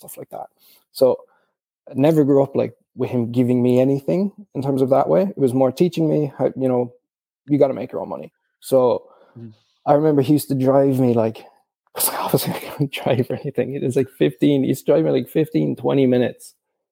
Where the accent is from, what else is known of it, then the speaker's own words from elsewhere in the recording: Cork, Munster, Ireland; We're from Cork as well